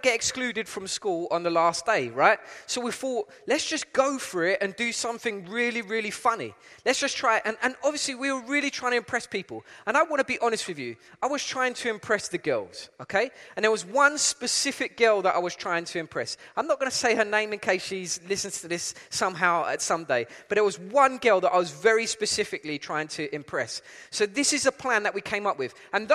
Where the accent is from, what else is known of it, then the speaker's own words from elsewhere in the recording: London, United Kingdom; accent: East London; moved away as an adult; also born or lived in Essex; now in Cape Town, South Africa; my accent is from East London. I'm originally from East London.